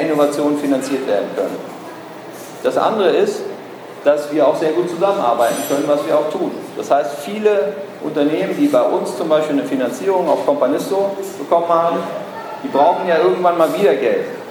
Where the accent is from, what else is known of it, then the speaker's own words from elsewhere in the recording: Berlin, Germany; ich bin Berliner